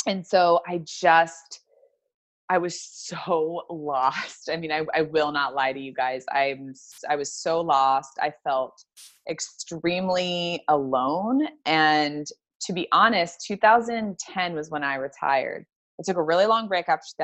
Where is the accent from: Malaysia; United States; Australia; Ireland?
United States; Kentucky; moved away as an adult; also born or lived in Florida; I grew up in Kentucky.